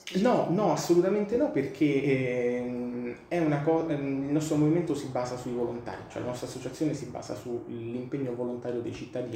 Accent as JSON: {"language": "Italian", "town": "Rome", "region": "Lazio", "country": "Italy", "said": "io vengo dalla Maiana"}